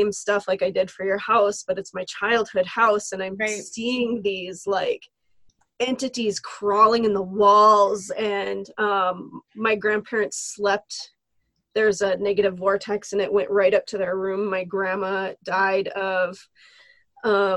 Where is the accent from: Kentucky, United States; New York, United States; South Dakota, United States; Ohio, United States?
South Dakota, United States; Lemmon; I grew up in Lemon, South Dakota, a teeny tiny, like, 1,000 people.